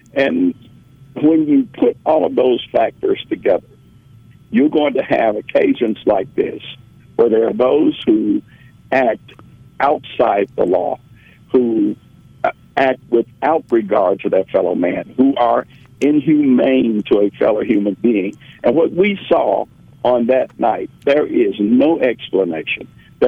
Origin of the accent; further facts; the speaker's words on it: Memphis, Tennessee, United States; Well, when I grew up in Memphis is and always has been, in my opinion, a city of good abode.